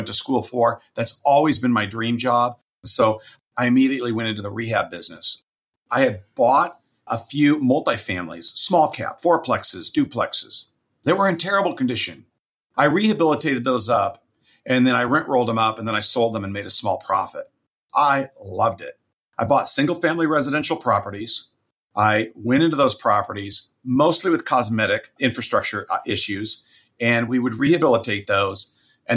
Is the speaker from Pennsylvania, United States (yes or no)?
no; Southern California, United States; now in Fresno, United States; I grew up in Southern California and then came up to Fresno, California, which is where I reside now